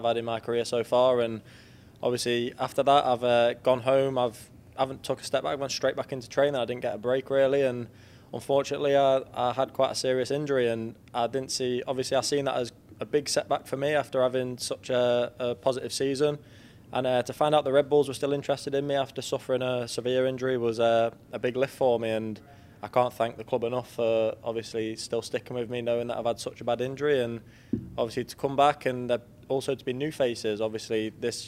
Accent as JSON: {"language": "English", "region": "England", "country": "United Kingdom", "moved": "as an adult", "said": "I'm English"}